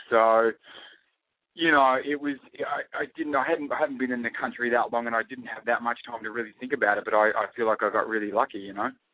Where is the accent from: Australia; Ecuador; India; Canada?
Australia; accent: Australian; I speak in my Australian accent